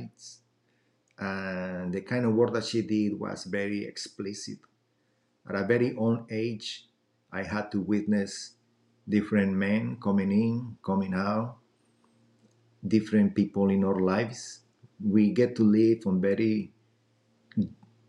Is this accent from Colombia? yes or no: yes; Colombia; now in United States; I'm originally from Colombia